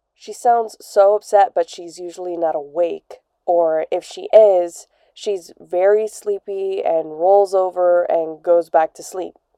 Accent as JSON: {"language": "English", "town": "Beirut", "region": "Beirut Governorate", "country": "Lebanon", "said": "I'm from Beirut, Lebanon."}